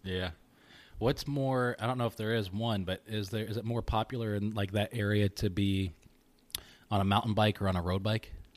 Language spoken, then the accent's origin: English; Syracuse, New York, United States; also born or lived in Kentucky; I grew up in Kentucky and then here in Syracuse